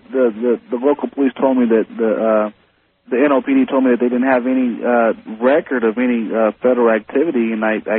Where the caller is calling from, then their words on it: New Orleans, Louisiana, United States; I'm calling from New Orleans, as a matter of fact.